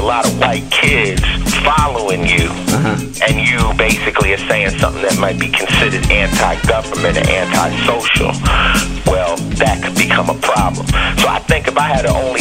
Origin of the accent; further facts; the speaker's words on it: Los Angeles, California, United States; I'm from L.A.